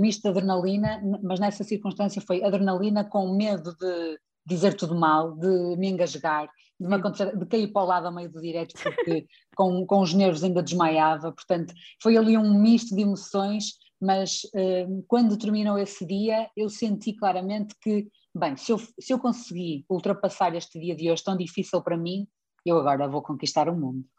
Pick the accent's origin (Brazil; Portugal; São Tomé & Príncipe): Portugal; Espinho, Norte; accent: Northern; jornal local da minha terra onde eu vivo, que é a Defesa de Espinho